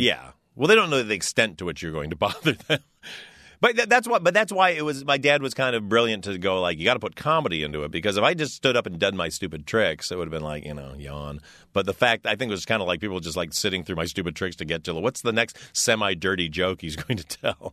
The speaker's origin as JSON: {"language": "English", "town": "Detroit", "region": "Michigan", "country": "United States", "tie": "born or raised there", "said": "I was a kid from Detroit"}